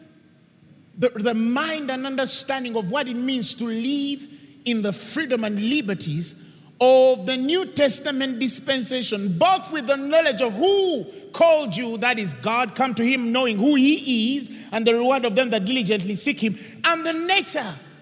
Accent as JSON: {"language": "English", "country": "Uganda", "said": "Uganda, baby, Uganda."}